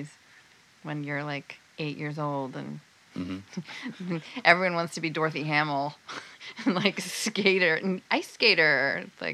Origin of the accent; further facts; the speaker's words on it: San Jose, California, United States; I grew up in the South Bay. I grew up in San Jose